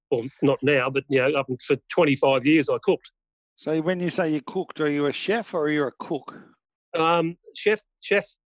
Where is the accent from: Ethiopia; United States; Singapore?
Singapore; also born or lived in Hong Kong; growing up in Singapore and Hong Kong, we had uh, maids and and cleaners and such